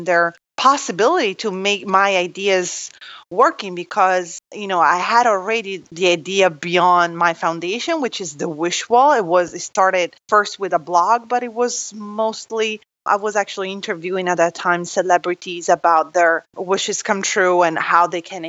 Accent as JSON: {"language": "English", "country": "Italy", "tie": "born or raised there", "moved": "yes", "said": "I'm from Italy"}